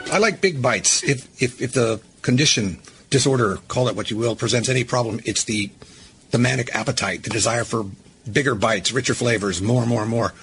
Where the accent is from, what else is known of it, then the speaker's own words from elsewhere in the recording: United States; being a American boy